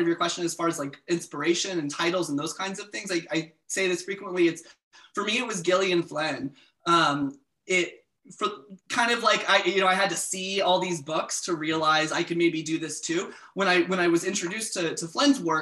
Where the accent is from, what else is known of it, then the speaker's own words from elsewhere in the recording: South Carolina, United States; moved away; I'm originally from South Carolina